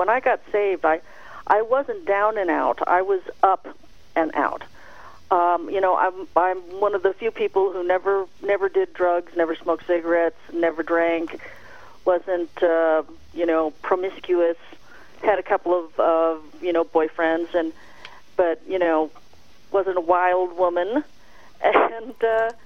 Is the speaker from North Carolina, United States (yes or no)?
no; the Bay Area, California, United States; moved away as an adult; also born or lived in Los Angeles; I moved from the Bay Area to Los Angeles when I was 18